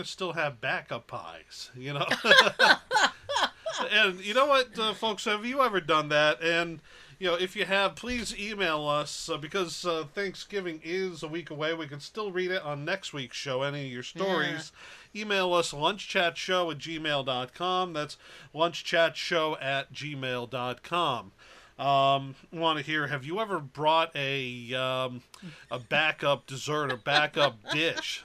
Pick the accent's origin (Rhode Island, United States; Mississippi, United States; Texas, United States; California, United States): Rhode Island, United States; moved away; my home state compatriots